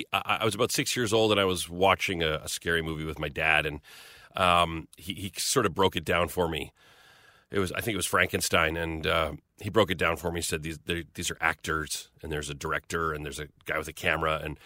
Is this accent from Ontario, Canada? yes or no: no; Magrath, Alberta, Canada; No, I grew up in Southern Alberta. A little town. Yeah, little town in Alberta's a prairie province, just to the east of British Columbia. And we were down near the U.S. border. So a little town of 2,000 people called McGrath.